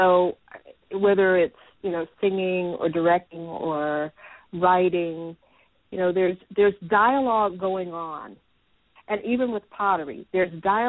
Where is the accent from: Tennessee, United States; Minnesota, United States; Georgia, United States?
Tennessee, United States; Nashville; I grew up in a very creative environment. Here in Nashville, I grew up on Fisk University campus.